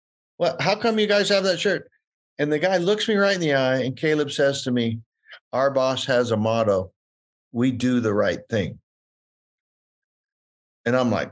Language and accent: English; California, United States; I'm from California.